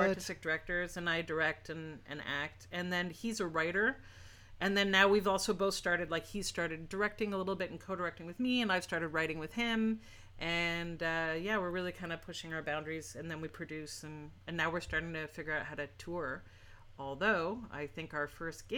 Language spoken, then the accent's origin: English; Montreal, Quebec, Canada; both my parents started theater companies here in Montreal